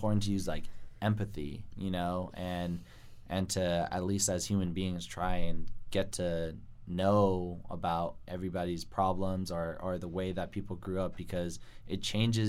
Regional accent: Santa Cruz, California, United States; moved away; I grew up in Santa Cruz

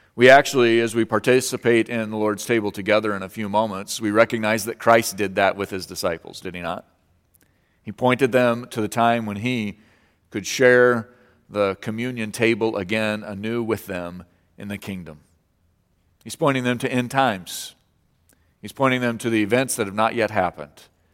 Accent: Colorado, United States; moved away; I grew up in Colorado

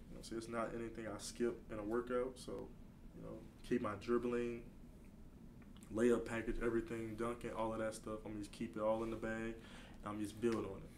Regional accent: Baton Rouge, Louisiana, United States; I play at my hometown. I play at LSU.

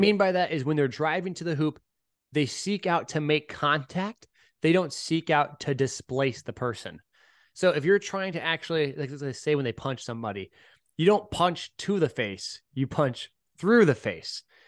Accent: the Bay Area, California, United States; I'm from the Bay

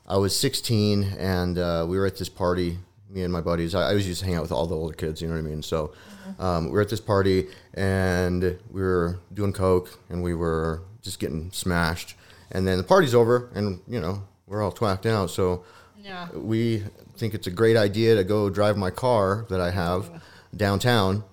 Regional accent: Albuquerque, New Mexico, United States; moved away as an adult; now in Colorado, United States; I was from New Mexico, from Albuquerque

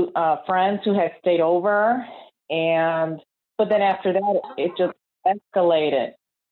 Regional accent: Chicago, Illinois, United States; from Chicago.

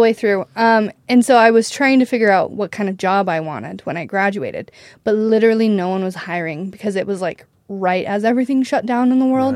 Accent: Preston, Idaho, United States; I grew up in Idaho, Preston, Idaho

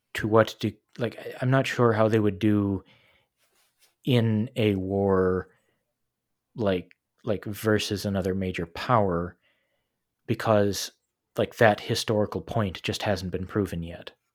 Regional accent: United States; moved away as an adult; also born or lived in China

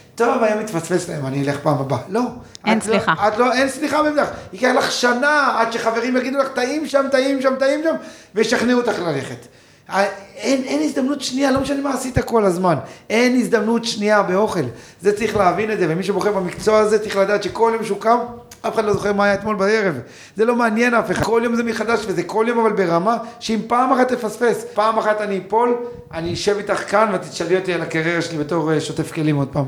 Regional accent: Kibbutz Amiad, Northern District, Israel; אני גדלתי בקיבוץ

